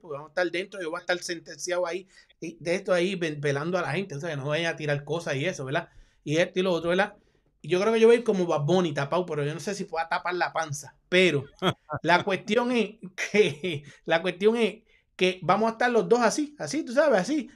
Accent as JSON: {"language": "Spanish", "country": "Puerto Rico", "said": "Yo soy boricua"}